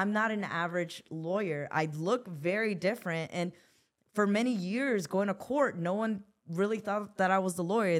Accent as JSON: {"language": "English", "town": "Los Angeles", "region": "California", "country": "United States", "also_born_or_lived": "Newark, New Jersey", "said": "I come from South Central Los Angeles"}